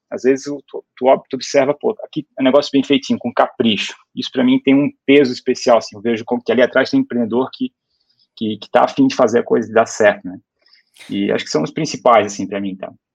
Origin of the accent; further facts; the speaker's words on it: Brusque, Santa Catarina, Brazil; eu sou de uma cidade pequena, Brusque, ou como a gente fala aqui, Brusque